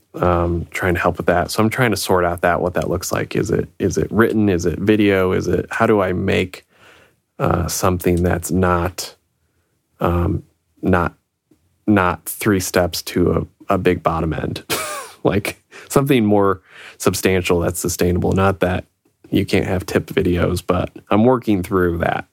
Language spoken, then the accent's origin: English; Illinois, United States; moved away; from back in Illinois, my hometown